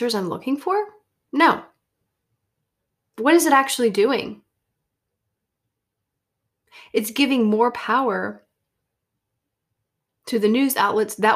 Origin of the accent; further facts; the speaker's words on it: Deep South, United States; moved away; When I lived in the Deep South